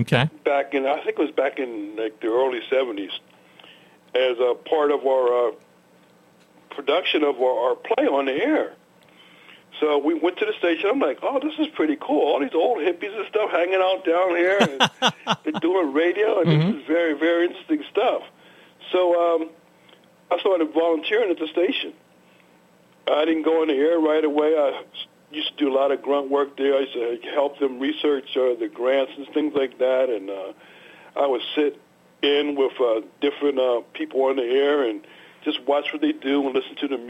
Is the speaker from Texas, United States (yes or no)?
no; Pittsburgh, Pennsylvania, United States; I'm a Pittsburgh kid, and raised in Homewood